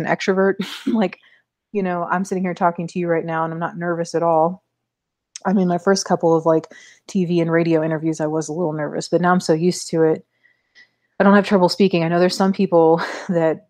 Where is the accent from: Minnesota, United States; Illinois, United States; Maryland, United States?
Maryland, United States; moved away as an adult; now in Missouri, United States; I'm from Maryland